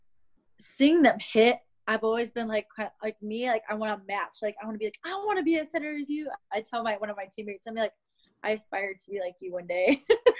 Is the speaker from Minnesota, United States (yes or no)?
yes; Minnesota, United States; I grew up in Minnesota